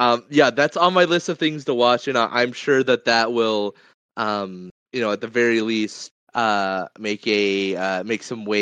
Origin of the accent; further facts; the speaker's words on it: United States; speaking as a Filipino American